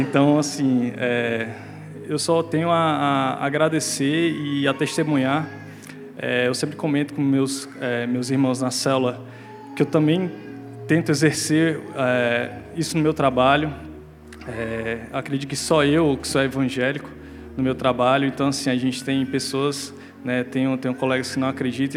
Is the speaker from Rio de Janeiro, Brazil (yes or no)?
no; Fortaleza, Ceará, Brazil; moved away as an adult; now in Campo Grande, Brazil; nós somos de Fortaleza, é, estamos aqui já há três anos